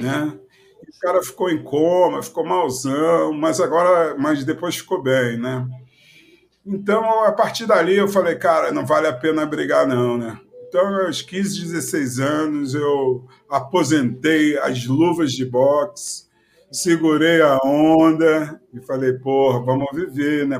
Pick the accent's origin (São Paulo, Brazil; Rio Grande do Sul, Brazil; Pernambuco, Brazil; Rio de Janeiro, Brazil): Rio de Janeiro, Brazil; Quando eu morava lá na Ilha do Governador, no Morro do Dendê, onde eu nasci